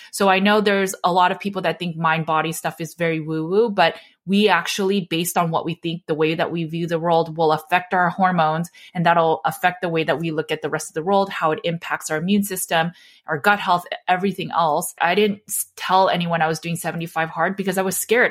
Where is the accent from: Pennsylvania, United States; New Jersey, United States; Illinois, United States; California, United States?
California, United States; Los Angeles; I grew up in Los Angeles, so we were so close to lots of celebrities. Joseph Gordon-Levitt went to my high school